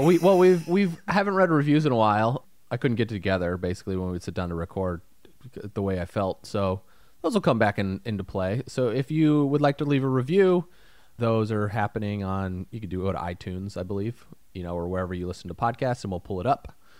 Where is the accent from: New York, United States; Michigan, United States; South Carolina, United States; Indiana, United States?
Indiana, United States; moved away; I come from Indiana